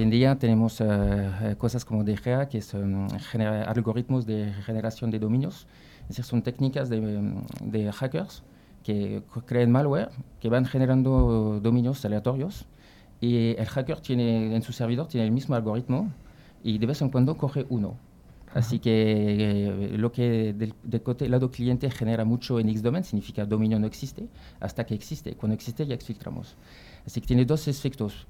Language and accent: Spanish; Brittany, near Nantes, Pays de la Loire, France; Spanish is a second language; moved away; also born or lived in Paris; estoy de Francia, de, Bretaña, que casi eh, un poquito cerca de Nantes, por los que conocen Francia, el país de Loira